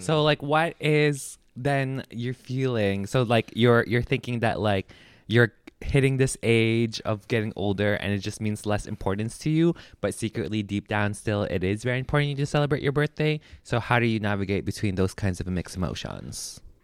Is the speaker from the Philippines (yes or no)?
yes; Philippines; I'm Filipino